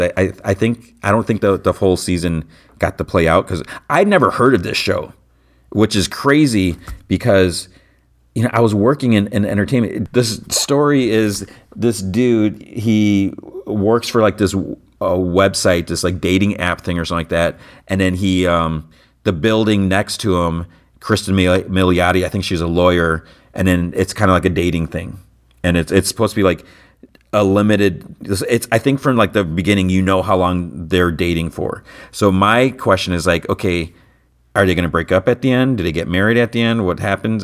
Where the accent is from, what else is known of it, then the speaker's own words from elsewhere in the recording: United States; I was born in the United States